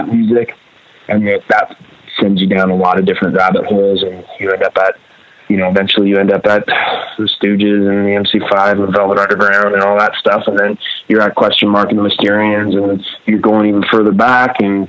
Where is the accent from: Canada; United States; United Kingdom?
United Kingdom; Grimsby, Yorkshire and the Humber; there weren't a group of punks when I grew up in Grimsby.